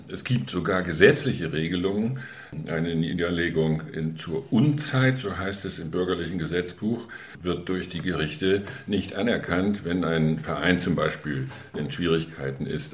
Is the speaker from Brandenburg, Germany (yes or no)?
no; Möhnsen, Schleswig-Holstein, Germany; meine Heimatgemeinde